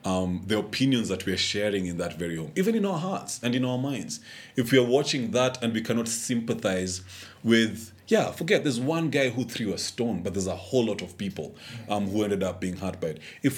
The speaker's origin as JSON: {"language": "English", "country": "Kenya", "said": "This is the time when I felt, you know, least proud of actually being a Kenyan."}